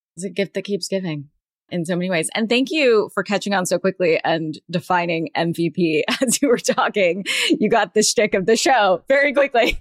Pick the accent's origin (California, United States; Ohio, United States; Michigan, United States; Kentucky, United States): California, United States; Southern; I grew up in Southern California, but first generation American